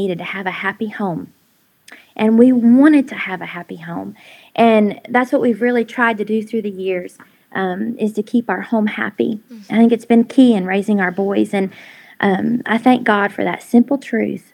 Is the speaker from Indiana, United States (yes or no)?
yes; Indianapolis, Indiana, United States; moved away as an adult; also born or lived in Knoxville, Tennessee / Asheville, North Carolina; now in Chilhowie, United States; I'm originally from Indianapolis, Indiana